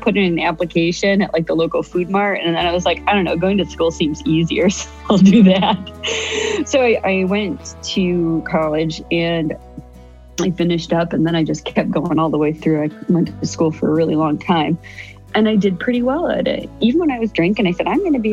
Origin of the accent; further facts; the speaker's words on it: Ohio, United States; moved away as an adult; I hightailed it back to my home state of Ohio